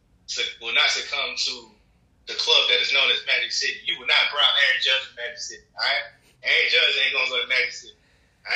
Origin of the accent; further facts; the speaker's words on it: New York City, New York, United States; moved away; Queens is very far from the Bronx.